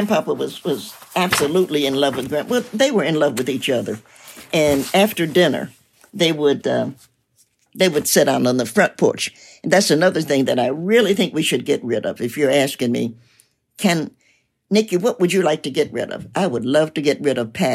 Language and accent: English; Knoxville, Tennessee, United States; also born or lived in Cincinnati, Ohio; I was born in Knoxville, as I mentioned, and my family moved to Cincinnati before I moved back to Knoxville